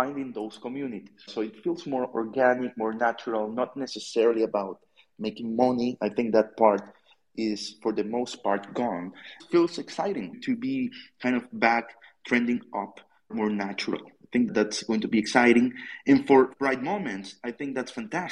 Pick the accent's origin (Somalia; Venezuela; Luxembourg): Venezuela; I'm from South America. I'm Venezuelan.